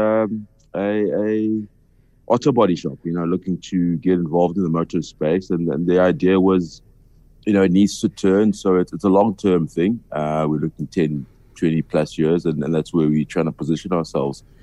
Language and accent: English; Soweto, Gauteng, South Africa; born and bred in Soweto. That's where I'm from.